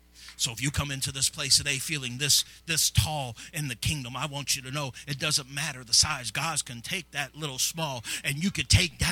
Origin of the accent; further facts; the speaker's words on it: Granite City, Illinois, United States; Many of you know I came from Granite City.